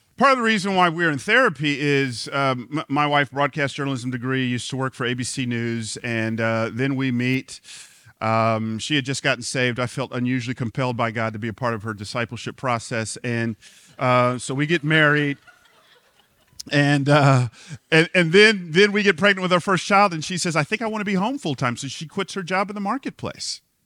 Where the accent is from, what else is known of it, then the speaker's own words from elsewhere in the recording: Atlanta, Georgia, United States; moved away; I grew up in Atlanta